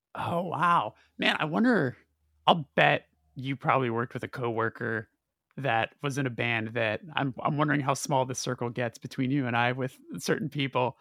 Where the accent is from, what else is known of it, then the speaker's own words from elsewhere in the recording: Burbank, California, United States; because I'm from Burbank